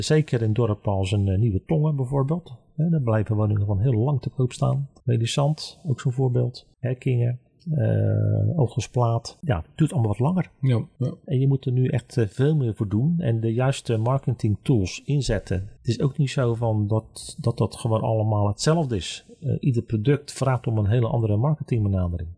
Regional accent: Vlaardingen, South Holland, Netherlands; in mijn geboortestad Vlaardingen

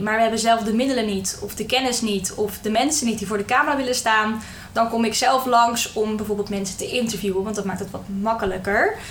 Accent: Hendrik-Ido-Ambacht, South Holland, Netherlands; moved away as an adult; now in Rotterdam, Netherlands; Ik kom officieel uit Hendrik Ido Ambacht. Bij Dordrecht in de buurt. Maar ik voel me toch wel Rotterdamse. Ik woon nu al zeven jaar eh, in de stad.

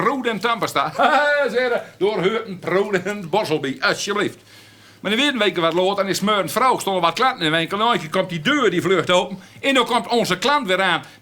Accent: Netherlands; Ik ben, ik ben Hollander

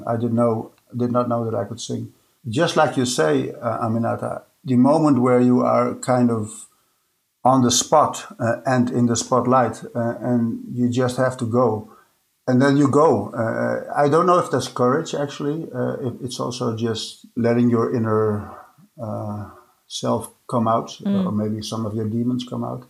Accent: Amsterdam, North Holland, Netherlands; they knew that I was from Amsterdam

